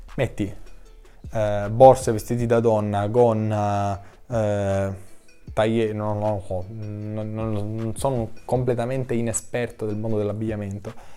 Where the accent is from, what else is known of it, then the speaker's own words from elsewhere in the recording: Sicily, Italy; accent: Sicilian; anch'io parlo con l'accento, date le mie origini ecco siciliane